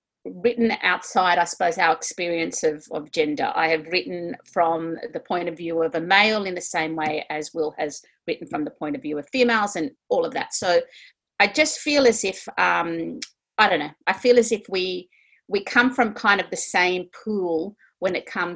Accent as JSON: {"language": "English", "town": "Sydney", "region": "New South Wales", "country": "Australia", "said": "we're from Sydney."}